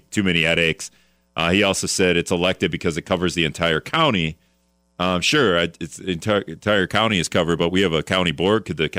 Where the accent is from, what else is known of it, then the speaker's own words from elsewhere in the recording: Hortonville, Wisconsin, United States; I'm from Hortonville